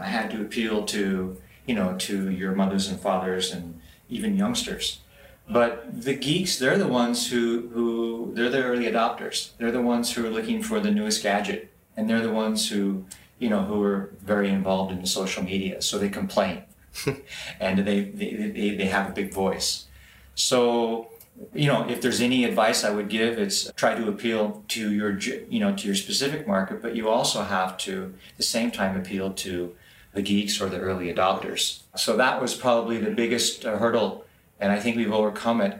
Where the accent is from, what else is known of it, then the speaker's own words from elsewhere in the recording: Los Angeles, California, United States; moved away as an adult; now in Shenzhen, China; I've been in Shenzhen now for a little over eight years. I come from Los Angeles area